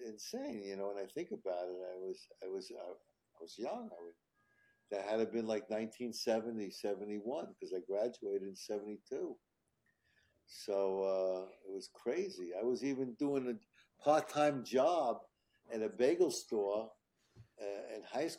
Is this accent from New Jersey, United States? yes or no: no; New York City, New York, United States; also born or lived in Manhattan, New York; I grew up in Queens, and I moved into Manhattan when I was 21 in Hell's Kitchen